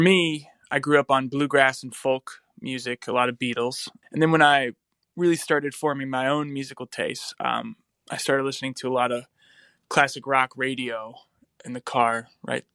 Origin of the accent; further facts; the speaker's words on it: North Carolina, United States; now in Nashville, United States; I'm from North Carolina